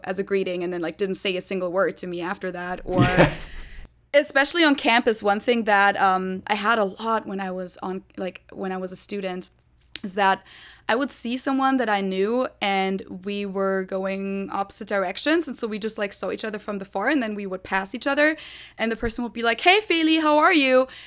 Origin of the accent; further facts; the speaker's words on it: Munich, Bavaria, Germany; first language German; English is a second language; moved away as an adult; also born or lived in Hamburg; now in Cincinnati, United States; I was born and raised in Germany